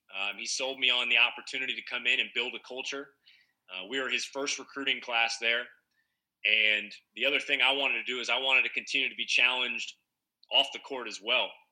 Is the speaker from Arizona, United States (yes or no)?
no; Northern California, United States; moved away as an adult; So I grew up in Northern California